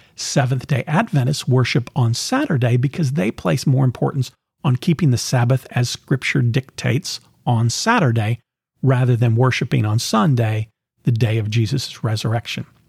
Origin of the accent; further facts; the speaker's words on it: the South, United States; growing up in the South, in the sixties and seventies